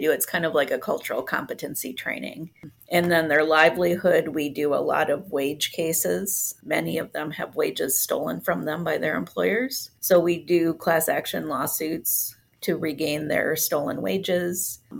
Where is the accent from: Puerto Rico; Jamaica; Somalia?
Puerto Rico; also born or lived in Grand Rapids, United States; I was uh, born here in Grand Rapids, but I was raised in Puerto Rico. Um, my parents were missionaries there, and so I speak Spanish fluently, even though I'm gray blonde.